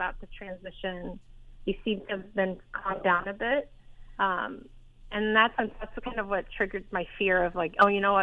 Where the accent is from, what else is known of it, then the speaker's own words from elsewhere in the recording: United States; accent: American; also born or lived in East Coast; now in Bay Area, United States; I'm Iranian American. I grew up in America